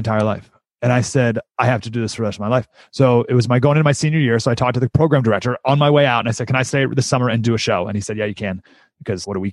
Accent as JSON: {"language": "English", "town": "Syracuse", "region": "New York", "country": "United States", "tie": "born or raised there", "also_born_or_lived": "San Diego", "moved": "yes", "said": "I grew up in Syracuse, New York"}